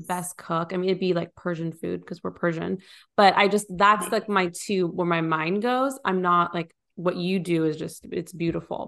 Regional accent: California, United States; also born or lived in Nashville area; now in Nashville, United States; We're we're originally from California. We live in the Nashville area

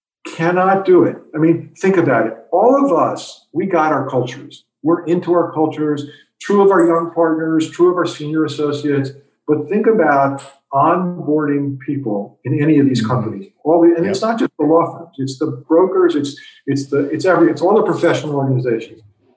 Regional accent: New York, United States; I'm a New Yorker. I like being in tall buildings.

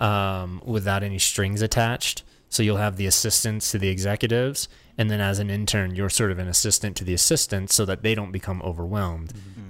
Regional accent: Florida, United States; moved away as an adult; now in Los Angeles, United States; we grew up in Florida

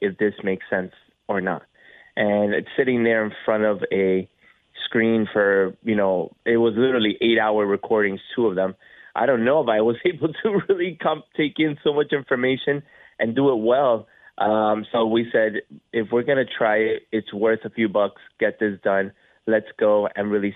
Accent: South Florida, United States; we were, again, born and raised in South Florida.

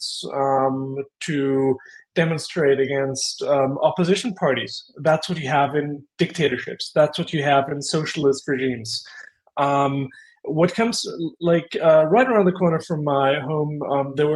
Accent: Austria; just like myself, is an Austrian by origin.

